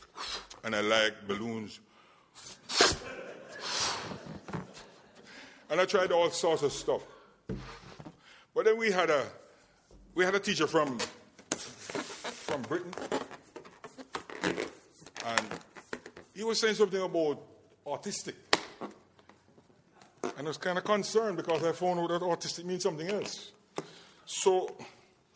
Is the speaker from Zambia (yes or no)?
no; Jamaica; moved away; also born or lived in Barbados; I am originally from Jamaica